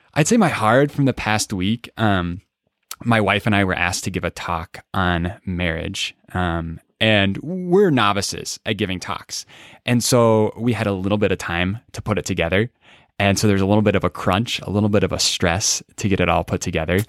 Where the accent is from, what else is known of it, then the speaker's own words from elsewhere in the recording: Des Moines, Iowa, United States; I grew up in the great state of Iowa.